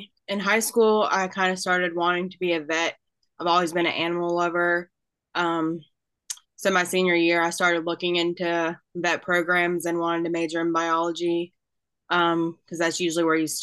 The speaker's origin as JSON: {"language": "English", "town": "Gastonia", "region": "North Carolina", "country": "United States", "said": "I am from Gastonia, North Carolina"}